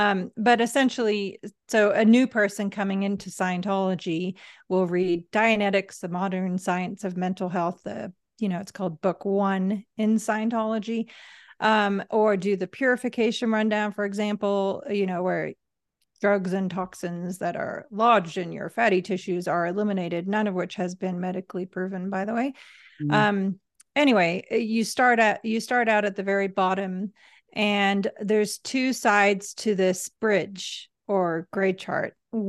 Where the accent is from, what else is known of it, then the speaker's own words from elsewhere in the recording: England, United Kingdom; accent: English; moved away as an adult; now in Los Angeles, United States; I think I mentioned to you how hard I worked to lose my accent. And people were like, "What's wrong with the English accent?"